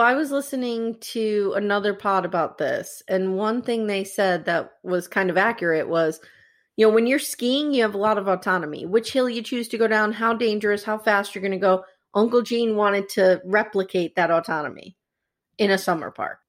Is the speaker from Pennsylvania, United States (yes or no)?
yes; Scranton, Pennsylvania, United States; we grew up in Scranton, Pennsylvania